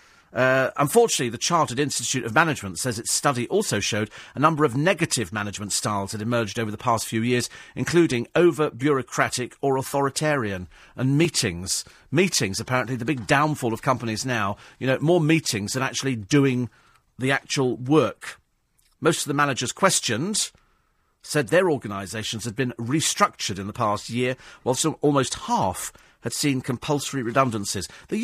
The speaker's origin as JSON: {"language": "English", "country": "United Kingdom", "said": "people love coming here anyway because we're quaint. We're British."}